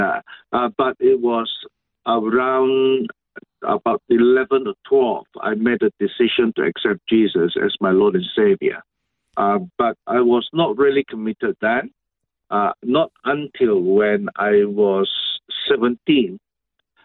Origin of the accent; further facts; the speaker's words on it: Sabah, Malaysia; I was born and raised in Malaysia. Yes, it is Malaysia, which was known to be North Borneo